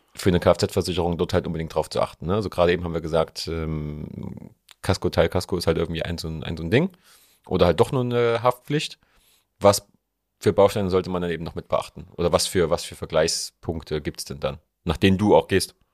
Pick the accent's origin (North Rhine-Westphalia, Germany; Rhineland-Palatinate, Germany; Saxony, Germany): Saxony, Germany; Leipzig; bei uns in Leipzig